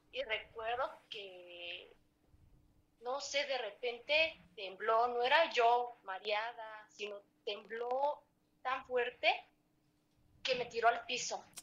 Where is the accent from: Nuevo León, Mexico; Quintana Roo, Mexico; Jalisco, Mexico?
Quintana Roo, Mexico; Cancún; pero me pasó algo muy de chiquita y aquí en Cancún.